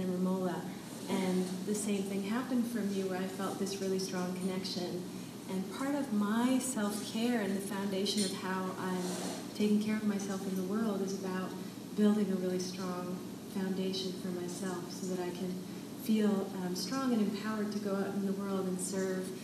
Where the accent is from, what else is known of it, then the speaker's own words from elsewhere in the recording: London, Ontario, Canada; moved away as an adult; also born or lived in Europe / Paris; I grew up in London, Ontario.